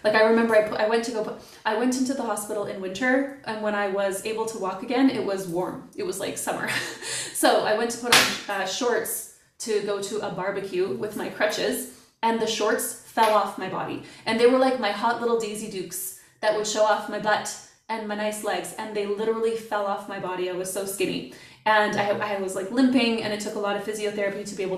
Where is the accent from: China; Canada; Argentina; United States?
Canada; moved away as an adult; now in Germany; I'm Canadian, but I live in Germany. I'm an expat.